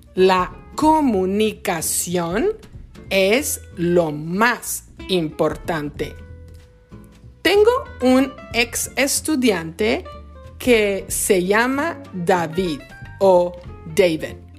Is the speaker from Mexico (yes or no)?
yes; Mexico; first language Spanish; Mi idioma o mi lenguaje nativo es el español porque soy mexicana